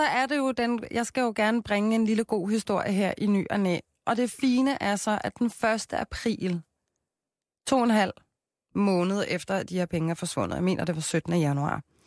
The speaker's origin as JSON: {"language": "Danish", "town": "Copenhagen", "region": "Capital Region of Denmark", "country": "Denmark", "said": "jeg er fra Christianshavn"}